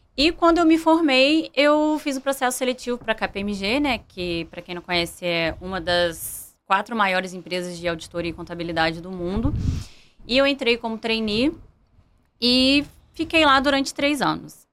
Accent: Volta Redonda, Rio de Janeiro, Brazil; eu morava aqui no Rio, né? Então, como é, eu sou de Volta Redonda, eu tive que voltar para o interior

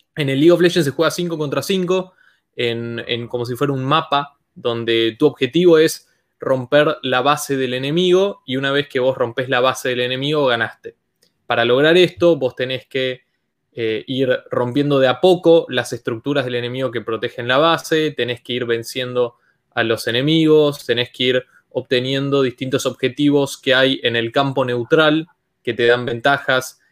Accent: Argentina

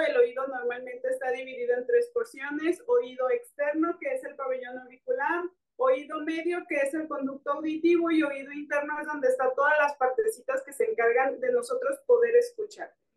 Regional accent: Guadalajara, Jalisco, Mexico; yo soy de Guadalajara

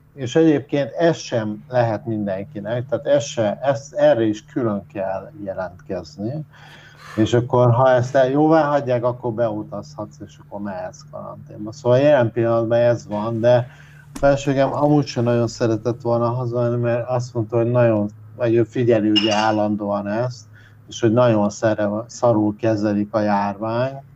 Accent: Hungary; now in Malaysia; mint magyar embernek

